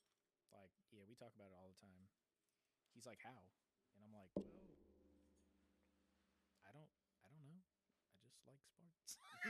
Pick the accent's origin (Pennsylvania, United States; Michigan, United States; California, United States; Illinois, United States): California, United States; Riverside; now in Arizona, United States; I grew up in Riverside.